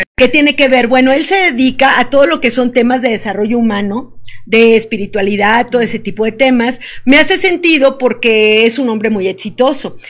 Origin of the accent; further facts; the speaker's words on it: Veracruz, Mexico; moved away as an adult; now in Querétaro, Mexico; Yo soy del estado de Veracruz, veracruzana, y vivo aquí en Querétaro desde hace un año